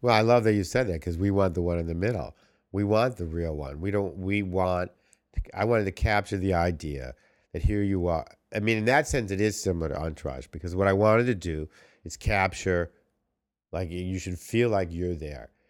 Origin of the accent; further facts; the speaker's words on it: New York, United States; now in Los Angeles, United States; we're all from New York